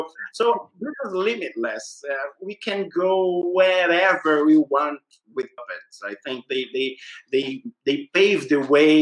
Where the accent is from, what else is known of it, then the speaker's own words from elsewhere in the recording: Brazil; I said, Brazil.